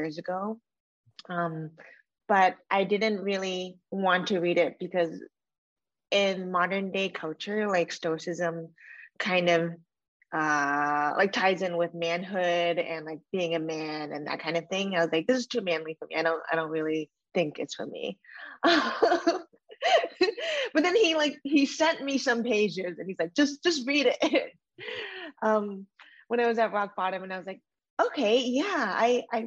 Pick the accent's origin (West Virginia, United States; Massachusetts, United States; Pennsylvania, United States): Massachusetts, United States; Randolph; moved away as an adult; also born or lived in Los Angeles, United States / Connecticut, United States; now in Miami, United States; I grew up in a little suburb outside of Boston called Randolph